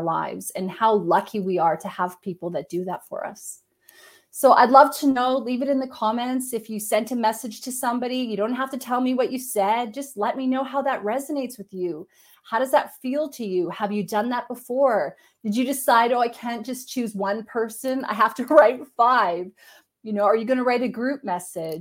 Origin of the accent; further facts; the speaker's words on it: Canada; I'm Canadian.